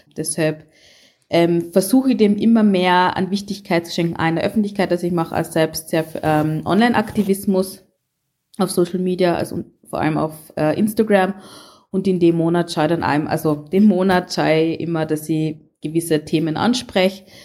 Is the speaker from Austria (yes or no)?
yes; Carinthia, Austria; ich in meinem Fall ähm, komme aus Kärnten